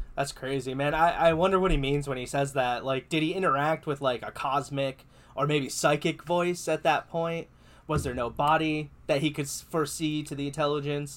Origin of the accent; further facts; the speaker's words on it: United States; I'm too American